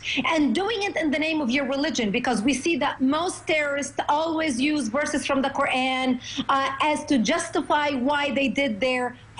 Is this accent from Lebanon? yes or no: yes; Marjayoun, Nabatieh Governorate, Lebanon; moved away; also born or lived in Mevaseret Zion, Israel / Jerusalem, Israel; I was born in Lebanon and I was raised in Lebanon during the war.